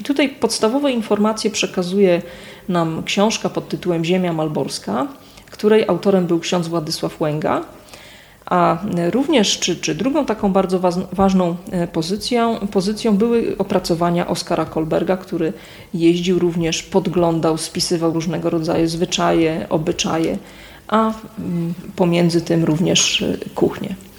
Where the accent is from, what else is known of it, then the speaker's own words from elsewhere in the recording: Kwidzyn, Pomeranian Voivodeship, Poland; Pochodzę z Kwidzyna, właściwie można powiedzieć cały czas mieszkam w jednym miejscu, przy tej samej ulicy